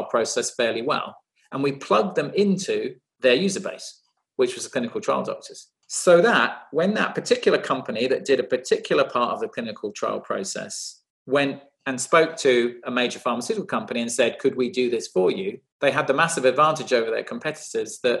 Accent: United Kingdom; I was born in the UK, a child to Indian immigrants

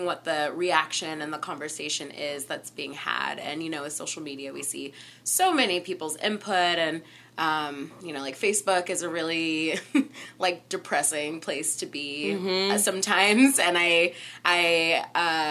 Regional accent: Southern California, United States; I'm from Southern California, and there's a lot of coyotes

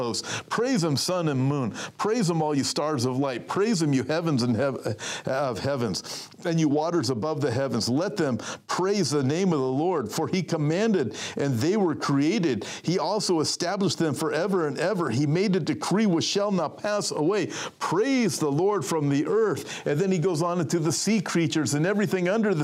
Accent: California, United States; I'm from California. I'm a pastor at a church in California.

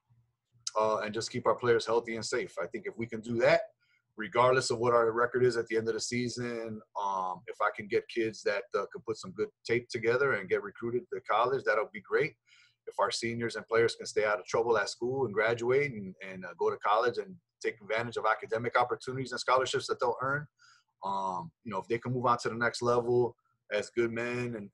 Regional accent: Chicago, Illinois, United States; I'm born and raised in Chicago.

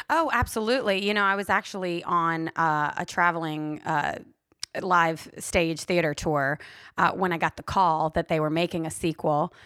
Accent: Louisiana, United States; moved away as an adult; now in Los Angeles, United States; I'm from Louisiana. We grew up in Mardi Gras

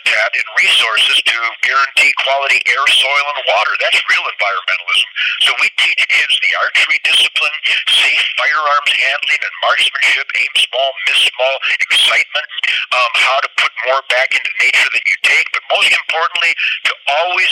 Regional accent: Detroit, Michigan, United States; I was born in Detroit in 1948 when it was the arsenal of democracy

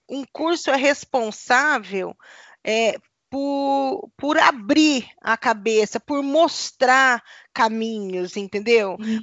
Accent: Paraná, Brazil; eu sou aqui do Paraná

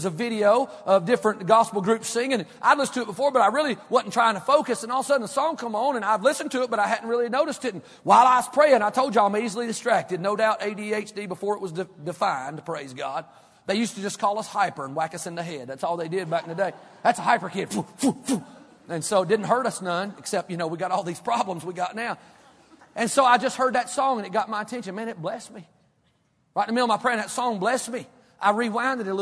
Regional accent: Kentucky, United States; Where I grew up in church in Kentucky, the little country

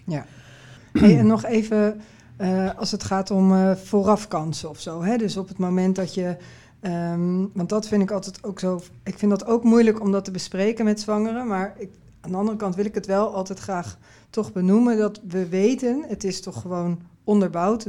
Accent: Netherlands; ik uit Nederland kwam

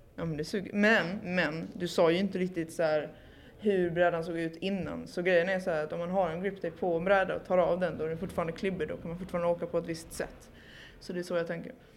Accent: Malmö, Skåne, Sweden; now in Stockholm, Sweden; från Malmö, numera bosatt i Stockholm.

